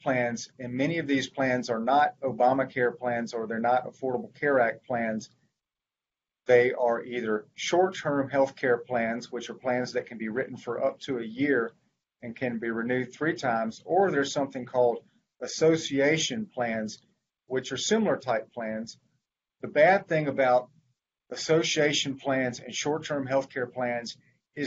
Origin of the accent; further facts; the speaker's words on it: Mobile, Alabama, United States; moved away as an adult; now in Vestavia Hills, United States; I grew up in Mobile and went to law school at Alabama